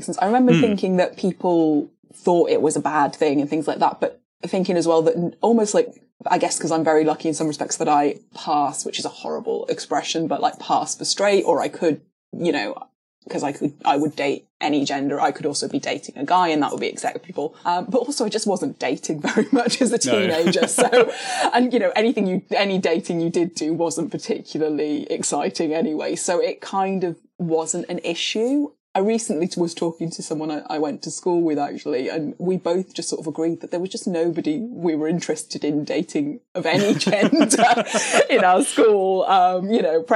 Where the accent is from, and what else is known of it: Cardiff, Wales, United Kingdom; born or raised there; also born or lived in Canada / London